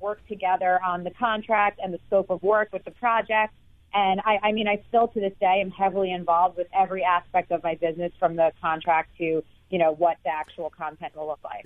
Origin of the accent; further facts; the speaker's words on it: New York City, New York, United States; I was growing up in New York City